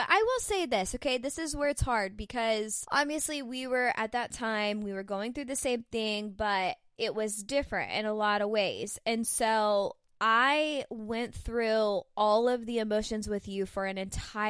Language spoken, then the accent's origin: English; Florida, United States; I was new from Florida